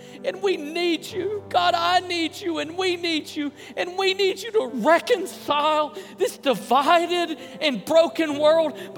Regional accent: Memphis, Tennessee, United States; I grew up in Memphis, Tennessee, in kind of a lower middle-income part of town.

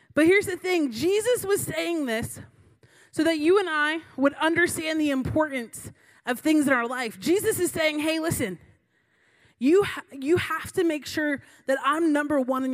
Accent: Florida, United States; Growing up in Florida, I had the privilege

